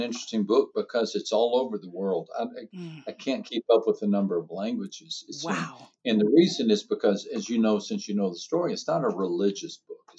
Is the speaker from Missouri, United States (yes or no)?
no; Texas, United States; also born or lived in San Antonio, Texas / South America; I'm from Texas, although I've lived most of my life in San Antonio, Texas.